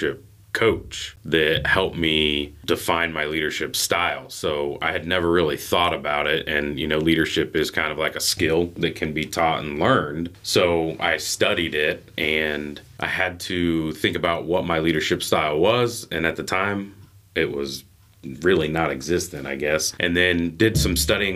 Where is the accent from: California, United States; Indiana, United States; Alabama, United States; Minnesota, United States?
Indiana, United States; North Manchester; also born or lived in Florida / West Chicago; I grew up in North Manchester, a couple, 20 miles north of here, I guess